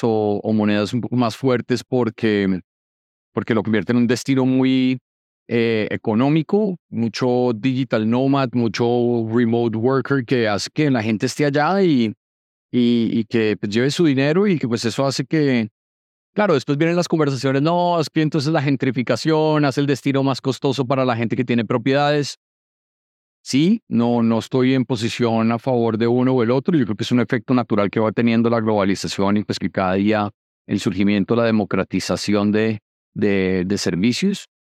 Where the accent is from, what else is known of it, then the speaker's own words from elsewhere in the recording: Colombia; yo siendo colombiano